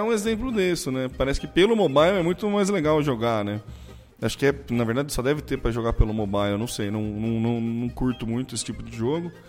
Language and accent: Portuguese; São Carlos, São Paulo, Brazil; Eu falo mobile porque eu sou de São Carlos.